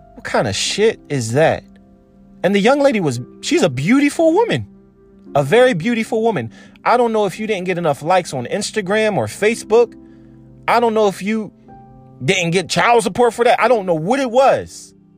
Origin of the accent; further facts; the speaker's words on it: Philadelphia suburb, Pennsylvania, United States; I was born in Philadelphia. I was raised in a suburb